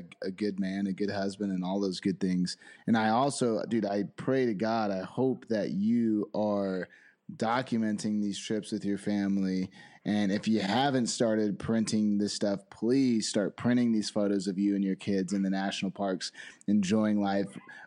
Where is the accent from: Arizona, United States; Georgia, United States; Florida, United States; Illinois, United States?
Arizona, United States; Phoenix; also born or lived in San Diego, California; now in Boise, United States; We're from San Diego, grew up in Phoenix, Arizona, and live in Boise, Idaho now